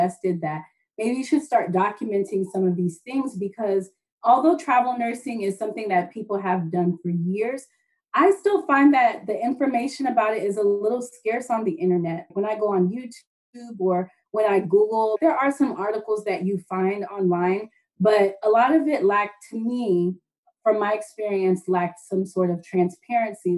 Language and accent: English; Southwest Florida, United States; I was born in Southwest Florida.